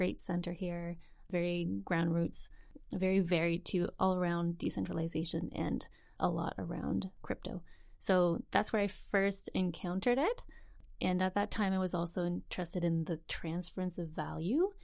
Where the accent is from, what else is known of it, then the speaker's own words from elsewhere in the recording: New Brunswick, Canada; moved away as an adult; also born or lived in Montreal; now in Vancouver, Canada; Grew up in New Brunswick and then headed to Montreal after university.